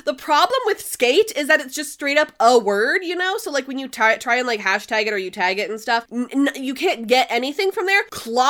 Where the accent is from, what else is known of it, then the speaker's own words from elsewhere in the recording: Canada; I'm Canadian